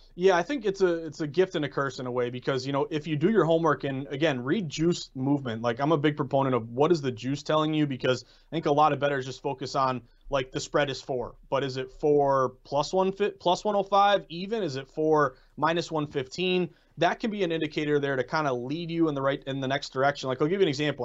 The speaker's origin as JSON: {"language": "English", "region": "New England", "country": "United States", "said": "I'm from New England"}